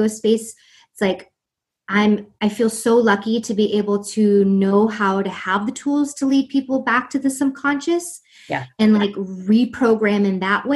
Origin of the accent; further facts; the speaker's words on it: East Coast, United States; I'm from the East Coast